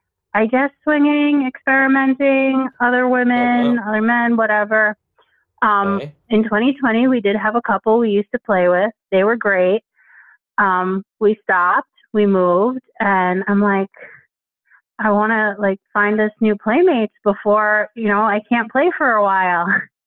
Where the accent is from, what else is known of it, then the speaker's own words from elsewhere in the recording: New York, United States; moved away as an adult; now in Pennsylvania, United States; I just turned 35. I'm currently in Pennsylvania, but that's new. I grew up in New York and was there forever.